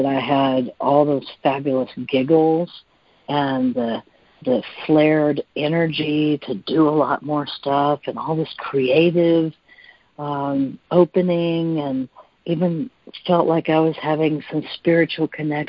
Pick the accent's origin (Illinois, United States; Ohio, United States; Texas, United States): Texas, United States; I'm from Texas